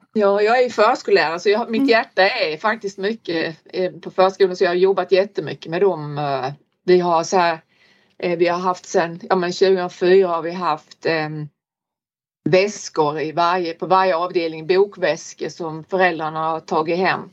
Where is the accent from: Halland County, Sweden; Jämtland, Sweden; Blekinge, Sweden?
Blekinge, Sweden; Olofström; now in Norberg, Sweden; jag kommer från Blekinge, Olofströms kommun